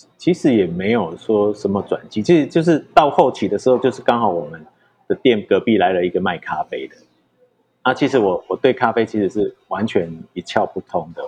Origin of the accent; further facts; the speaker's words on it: Changhua County, Taiwan; 回来我们彰化这边的时候，其实我那时候在永乐街上面，我也有四家店